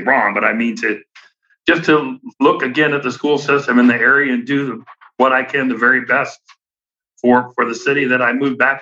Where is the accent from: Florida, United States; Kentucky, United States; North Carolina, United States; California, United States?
North Carolina, United States; Durham; moved away; I was born and raised in Durham, but then I was gone for 46 years.